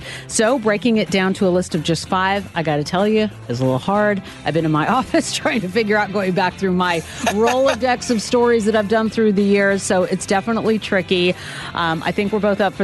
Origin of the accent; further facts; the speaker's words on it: Sacramento, California, United States; moved away; where it all began for me in news radio in my hometown of Sacramento